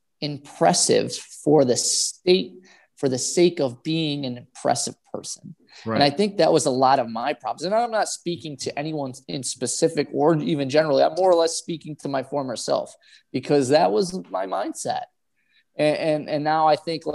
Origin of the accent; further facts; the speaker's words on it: Buffalo, New York, United States; I'm from Buffalo